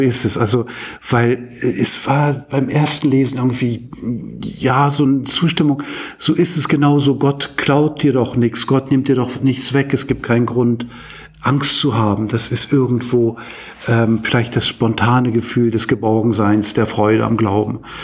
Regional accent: Hamburg, Germany; moved away as an adult; now in Uppsala, Sweden; ich bin ja ursprünglich Hamburger

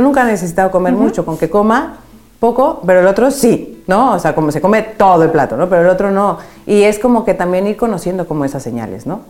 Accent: Mexico; now in Madrid, Spain; yo soy mexicana

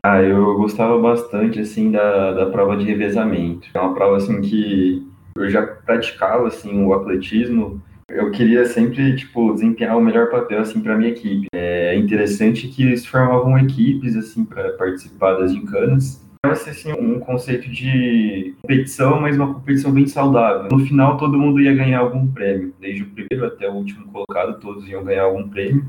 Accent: São José do Rio Preto, São Paulo, Brazil; also born or lived in Bauru; eu sou natural de São José do Rio Preto, São Paulo

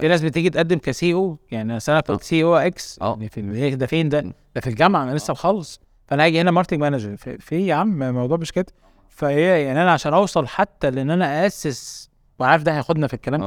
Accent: Egypt; also born or lived in Qatar; زي اي شباب مصري

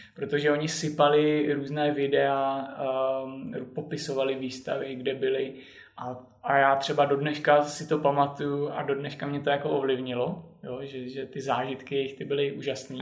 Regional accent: Vysočina Region, Czechia; also born or lived in Zlín / Bratislava / Finland; now in Prague, Czech Republic; na Vysočinu, do lesu, odkud pocházím

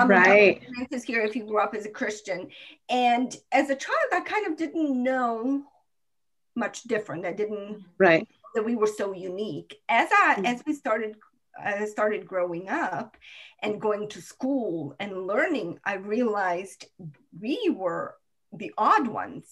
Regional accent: Croatia; now in United States; Then I became a citizen of Croatia

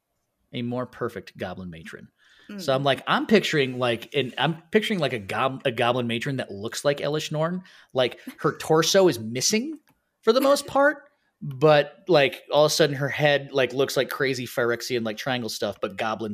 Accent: Ireland; I mean, I'm Irish, so no.

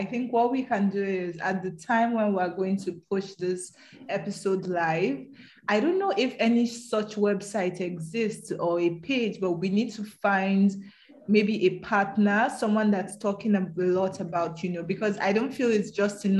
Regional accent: the North, Northern Nigeria, Nigeria; also born or lived in Edo State; I'm from Edo State, but I grew up in the North.

